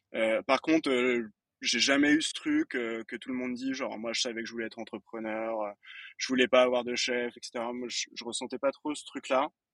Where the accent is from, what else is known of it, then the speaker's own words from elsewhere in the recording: Fontainebleau, Île-de-France, France; Je viens de Fontainebleau, précisément